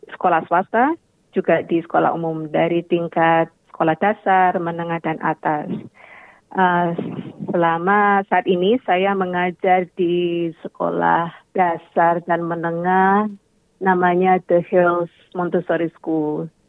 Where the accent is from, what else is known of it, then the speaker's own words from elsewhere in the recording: Indonesia; walaupun saya berasal dari Indonesia, um, Indonesia sangat kaya sekali